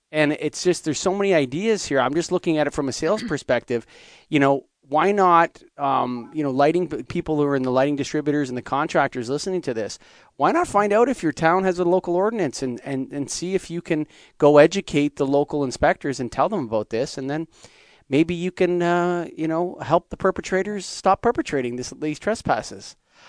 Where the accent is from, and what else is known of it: Canada